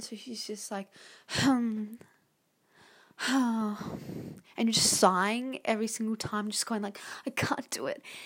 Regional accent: Australia; I'm Australian.

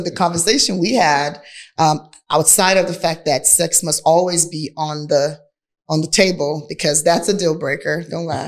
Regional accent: Nigeria; accent: Nigerian; now in Houston, United States; My Nigerian accent

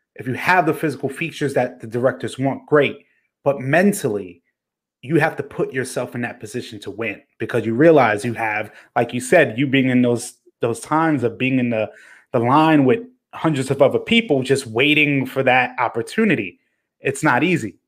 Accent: New York City, New York, United States; a New Yorker

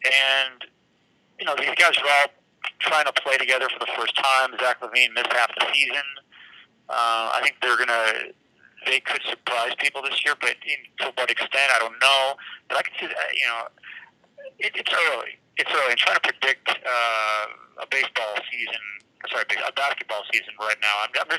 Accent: Chicago, Illinois, United States; I'm from Chicago

